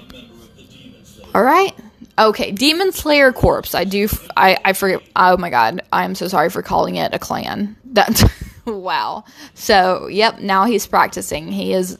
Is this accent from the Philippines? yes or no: no; Brazil; English is a second language; I'm not, you know, American native. I'm actually from Brazil